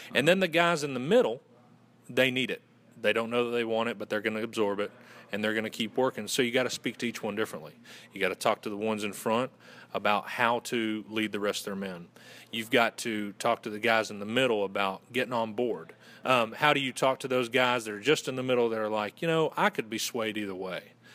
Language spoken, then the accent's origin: English; Western North Carolina, United States; accent: Southern; I'm originally from Western North Carolina